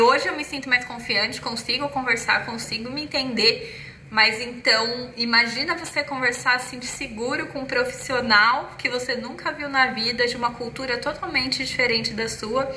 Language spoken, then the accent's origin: Portuguese; Brazil; moved away as an adult; now in Denmark; nós, como crescemos e vivemos no Brasil